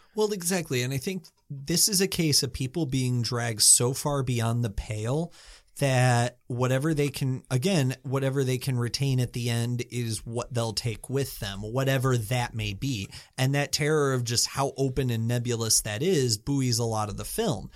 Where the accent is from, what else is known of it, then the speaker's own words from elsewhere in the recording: United States; I'm American